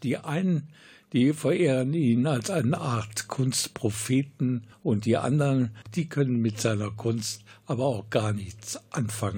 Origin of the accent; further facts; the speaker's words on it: Krefeld, North Rhine-Westphalia, Germany; hier bei uns in Krefeld